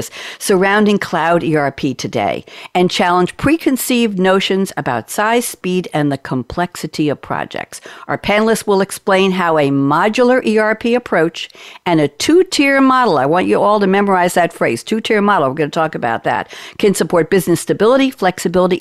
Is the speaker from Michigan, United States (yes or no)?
no; New York, United States; moved away; I sound like I'm from New York, and I originally was